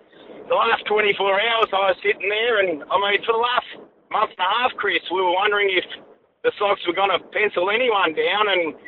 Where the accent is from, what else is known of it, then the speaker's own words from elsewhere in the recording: Australia; now in Iowa, United States; being an Aussie, mate.